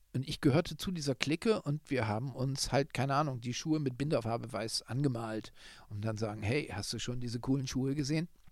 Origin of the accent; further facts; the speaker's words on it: Northern Germany, Germany; moved away as an adult; now in Munich, Germany; der als Norddeutscher jetzt schon viele Jahre in München wohnt